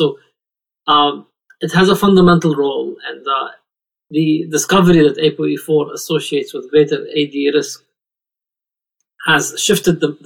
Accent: Lebanon; moved away as an adult; now in United States; I was born and raised in Lebanon, and I moved here approximately 20 years ago

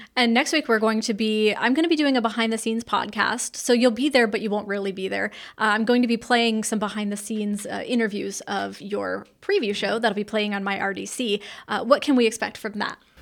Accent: California, United States; now in North Carolina, United States; I did not grow up in North Carolina. I grew up in California

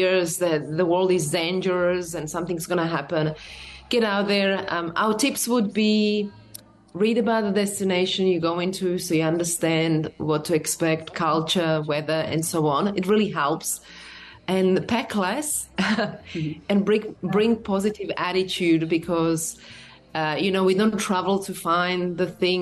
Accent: Slovakia; I'm from Slovakia, so I can get by in five

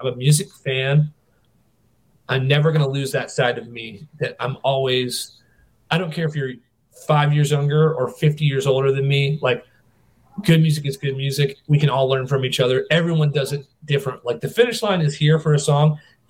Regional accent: North Carolina, United States; I was born in North Carolina

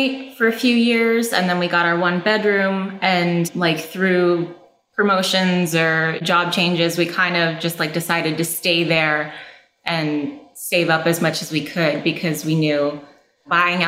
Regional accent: New Hampshire, United States; moved away as an adult; also born or lived in Los Angeles, California; now in Claremont, United States; We're both from New Hampshire originally

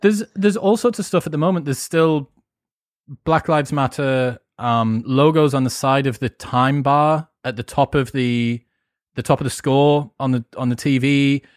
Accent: United Kingdom

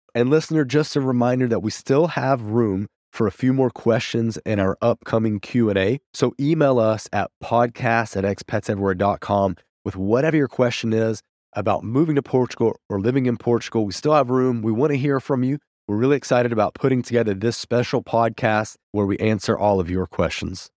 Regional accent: Bristol, Virginia, United States; moved away as an adult; my hometown of Bristol, Virginia

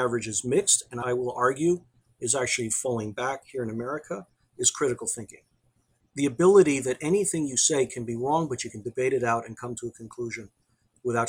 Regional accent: United States; as an American

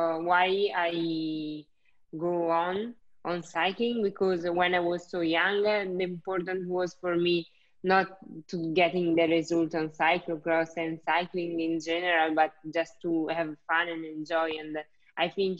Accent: Italy; moved away as an adult; now in Belgium; I came from Italy

